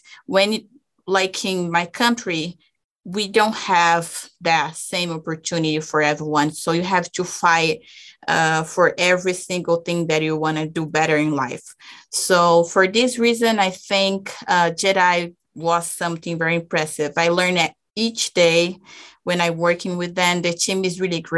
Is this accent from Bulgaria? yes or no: no; Brazil; English is a second language; moved away as an adult; now in Utah, United States; I'm actually from Brazil